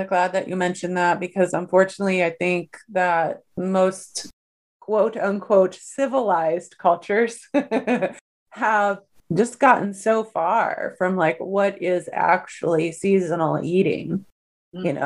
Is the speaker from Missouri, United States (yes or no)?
no; Ohio, United States; moved away as an adult; now in North Carolina, United States; I'm originally from Ohio